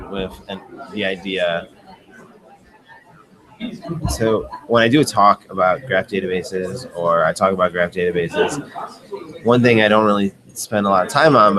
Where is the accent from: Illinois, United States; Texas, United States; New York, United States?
Illinois, United States; Chicago; So I'm from Chicago.